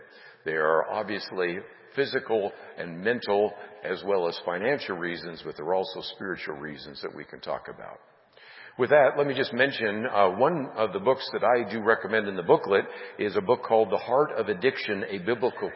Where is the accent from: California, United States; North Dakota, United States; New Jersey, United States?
California, United States; San Francisco Bay Area; Those of us growing up in the San Francisco Bay Area